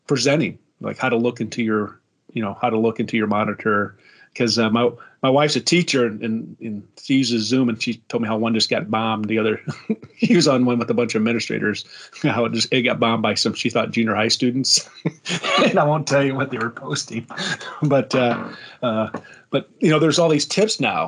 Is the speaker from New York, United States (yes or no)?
no; South Bend, Indiana, United States; I grew up in South Bend